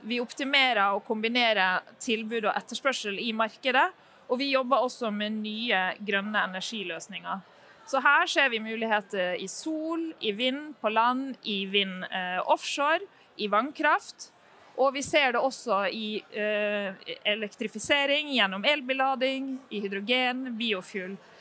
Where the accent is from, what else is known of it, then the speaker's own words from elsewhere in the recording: Norway; vi kommer eh, eh, fra Norge og fra Statkraft